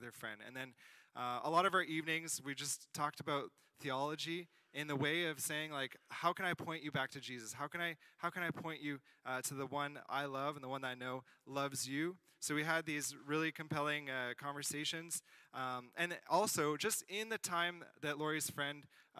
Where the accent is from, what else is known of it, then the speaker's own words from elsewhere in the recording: South Shore, greater Montreal area, Quebec, Canada; I'm from the South Shore area, kind of greater Montreal area